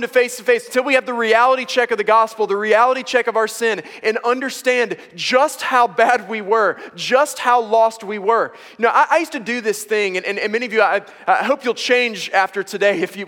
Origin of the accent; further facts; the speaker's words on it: United States; I am both an American and a male